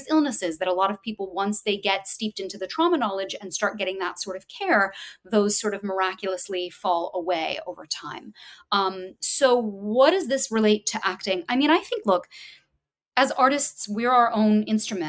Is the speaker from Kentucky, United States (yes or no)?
yes; Louisville, Kentucky, United States; I'm from Louisville, Kentucky. I went to a place called Walden Theater, now Commonwealth Theater Center